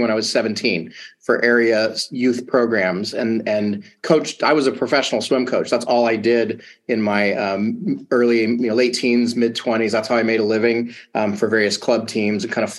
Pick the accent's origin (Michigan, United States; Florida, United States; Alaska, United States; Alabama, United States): Alabama, United States; moved away; I grew up in the South, you know, Alabama.